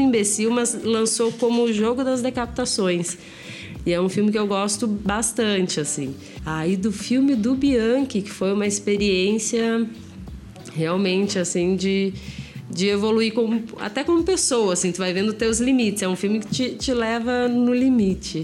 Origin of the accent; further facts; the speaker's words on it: Porto Alegre, Rio Grande do Sul, Brazil; moved away as an adult; now in São Paulo, Brazil; eu sou de Porto Alegre